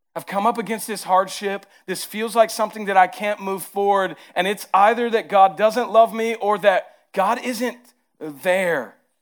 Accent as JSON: {"language": "English", "region": "the South", "country": "United States", "accent": "southern", "said": "my southern accent comes out heavy"}